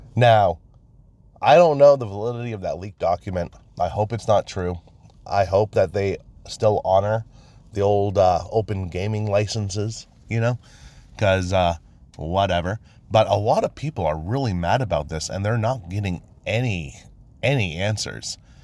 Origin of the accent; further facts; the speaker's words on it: Maine, United States; I was born and raised in Maine